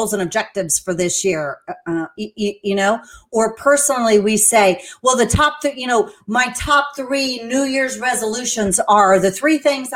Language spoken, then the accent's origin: English; San Antonio, Texas, United States; moved away as an adult; now in Central Florida, United States; I'm originally from San Antonio, Texas. I moved here to Florida because there was a beautiful surfer boy that invited me.